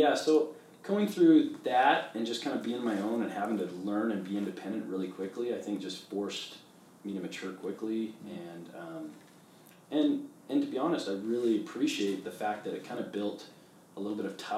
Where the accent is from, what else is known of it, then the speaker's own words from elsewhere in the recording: Canada; moved away; I grew up in Canada